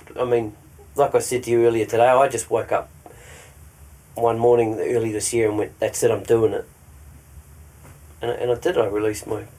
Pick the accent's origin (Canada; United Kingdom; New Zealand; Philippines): New Zealand; There's one song I wrote about my hometown in New Zealand, which was pretty cool